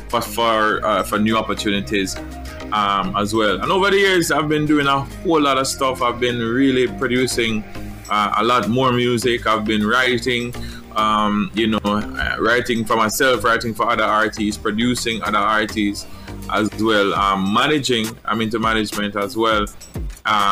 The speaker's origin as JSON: {"language": "English", "region": "Portland", "country": "Jamaica", "tie": "born or raised there", "said": "originally from Jamaica, I grew up in Portland."}